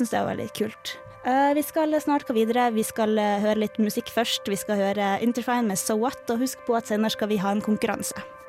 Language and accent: Norwegian; Harstad, Troms, Norway; now in Trondheim, Norway; min hjemby Harstad